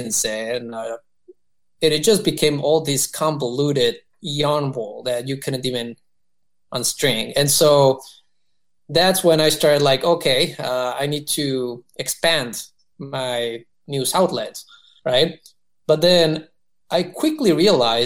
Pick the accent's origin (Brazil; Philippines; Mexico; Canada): Mexico; moved away as an adult; now in United States; I was born and raised in Mexico for the most part